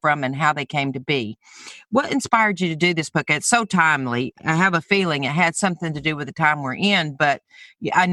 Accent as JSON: {"language": "English", "region": "Alabama", "country": "United States", "tie": "born or raised there", "said": "my home state of Alabama"}